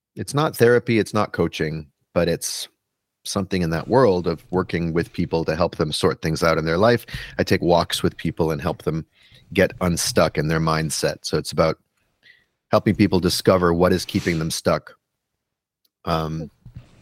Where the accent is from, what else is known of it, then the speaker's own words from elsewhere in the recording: Canada; moved away as an adult; now in New York City, United States; I'm a Canadian born person living in New York City